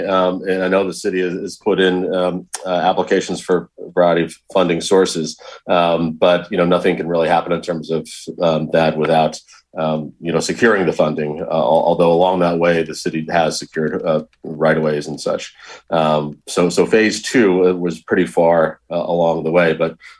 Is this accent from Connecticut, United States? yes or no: yes; Bethlehem, Connecticut, United States; I grew up in Bethlehem and then moved to Waterbury.